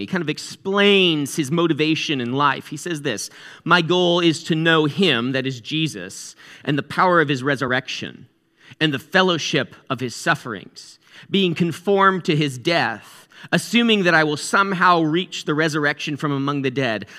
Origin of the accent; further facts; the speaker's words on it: New England, United States; I'm from New England